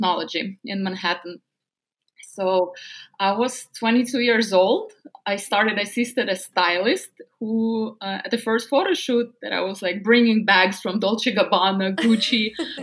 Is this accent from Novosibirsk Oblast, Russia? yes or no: yes; Novosibirsk, Novosibirsk Oblast, Russia; English is a second language; moved away as an adult; now in United States; I grew up in a small scientific town in a very cold city in Siberia called Novosibirsk.